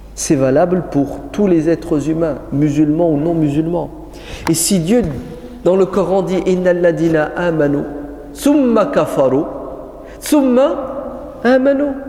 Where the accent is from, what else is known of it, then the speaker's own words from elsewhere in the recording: France; chez nous en France